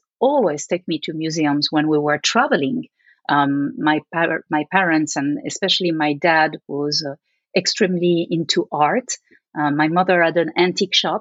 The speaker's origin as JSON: {"language": "English", "town": "Paris", "region": "Île-de-France", "country": "France", "tie": "born or raised there", "second_language": "English", "said": "my experience growing up in Paris"}